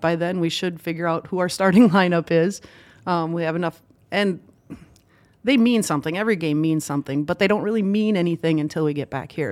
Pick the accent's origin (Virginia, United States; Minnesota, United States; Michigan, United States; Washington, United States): Minnesota, United States; Villard; I grew up in a small town called Villard, Minnesota. Um, actually not in town, on a dairy farm